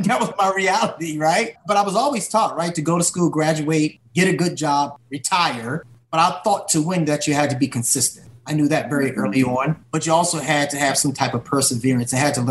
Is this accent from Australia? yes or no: no; Washington, District of Columbia, United States; I grew up here in Washington, D.C., and went to high school here